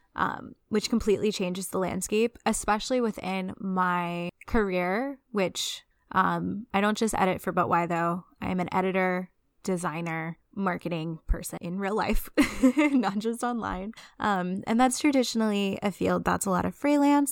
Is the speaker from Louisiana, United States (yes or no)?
yes; Louisiana, United States; I'm from Louisiana